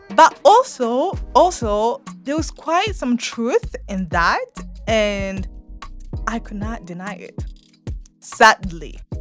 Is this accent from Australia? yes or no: no; Burundi; the way we were raised here in Burundi